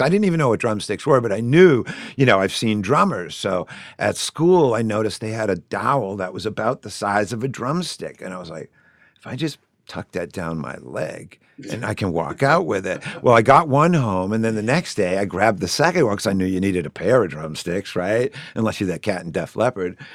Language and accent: English; Shrewsbury, Massachusetts, United States; I grew up in Shrewsbury.